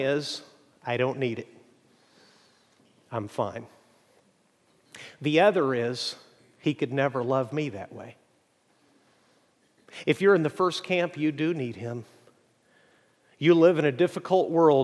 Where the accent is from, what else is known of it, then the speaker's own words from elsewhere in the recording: Mexico; moved away; growing up in Mexico